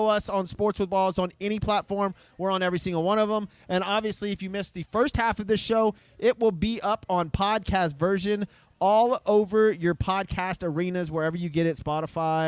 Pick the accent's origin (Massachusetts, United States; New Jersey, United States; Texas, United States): Texas, United States; San Antonio; I was born in San Antonio